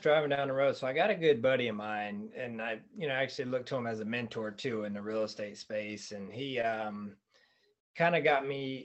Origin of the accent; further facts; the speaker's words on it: Fayetteville, North Carolina, United States; now in Arizona, United States; I'm from Fayetteville, North Carolina